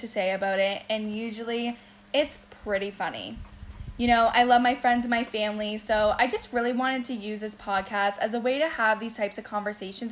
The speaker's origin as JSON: {"language": "English", "town": "Windsor", "region": "Ontario", "country": "Canada", "tie": "born or raised there", "moved": "as an adult", "lives_now": "Toronto, Canada", "said": "I was actually born in Windsor, Ontario, who some say is the armpit of Canada, but hey, it's home. I moved to Toronto when I was 23"}